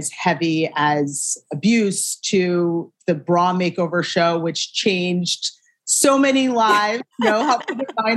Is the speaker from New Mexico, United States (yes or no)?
no; Shaker Heights, Ohio, United States; moved away as an adult; also born or lived in Syracuse, New York; I am from a town called Shaker Heights, Ohio. It's right outside of Cleveland, born and raised.